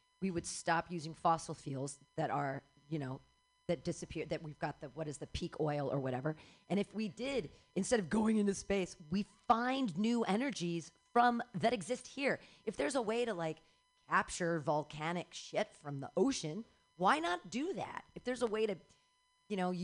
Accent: Danville, California, United States; now in San Francisco, United States; I grew up in the East Bay. I grew up in Danville

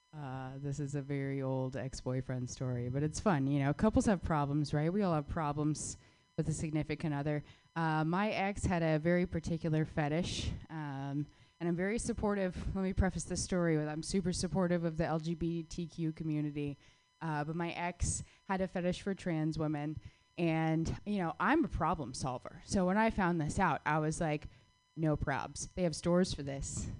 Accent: Phoenix, Arizona, United States; moved away; my hometown

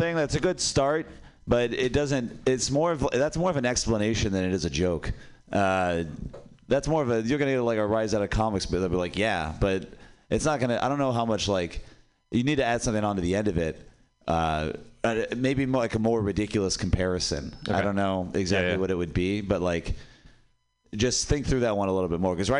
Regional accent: Pakistan; because I'm Pakistani.

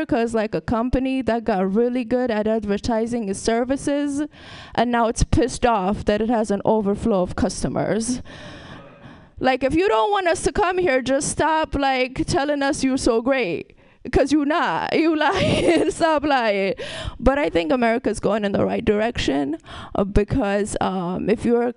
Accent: Ethiopia; also born or lived in Brooklyn, New York / Vermont; now in San Francisco, United States; I'm from Ethiopia. That's a whole different country. And then I lived in Brooklyn

